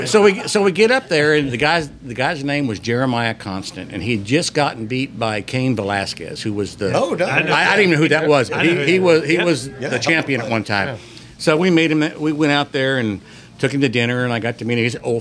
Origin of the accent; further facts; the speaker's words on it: Houston, Texas, United States; And I go, hey, I'm from Houston. You guys are from Houston. Congratulations.